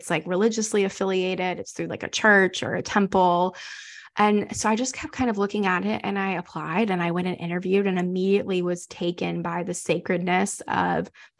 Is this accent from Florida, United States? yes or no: no; North Carolina, United States; moved away as an adult; now in Houston, United States; we're from North Carolina and we moved here